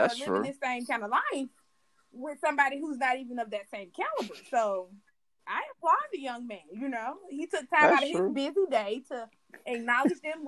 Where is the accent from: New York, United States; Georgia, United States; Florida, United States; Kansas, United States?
Georgia, United States; Atlanta; I don't want to hear anything about my accent. You motherfuckers know I'm from down south. I'm from Atlanta, to be exact